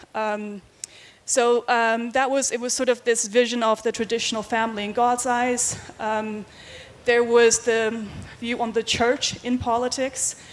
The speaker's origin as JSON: {"language": "English", "country": "Faroe Islands", "moved": "yes", "lives_now": "Denmark", "said": "I am from the Faroe Islands. I don't live there. I've lived in Denmark for many years"}